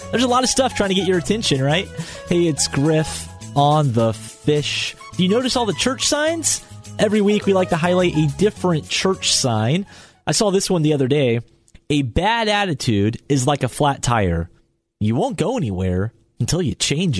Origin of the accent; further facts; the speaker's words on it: Atlanta, Georgia, United States; as a kid growing up in Atlanta playing baseball